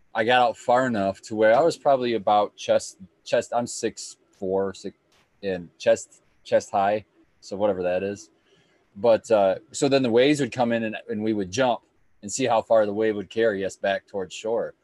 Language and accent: English; Michigan, United States; also born or lived in Texas; growing up in Michigan